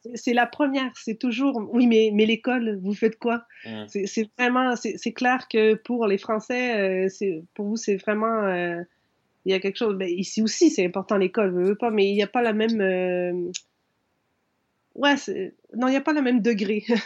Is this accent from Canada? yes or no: yes; Quebec, Canada; je suis un canadien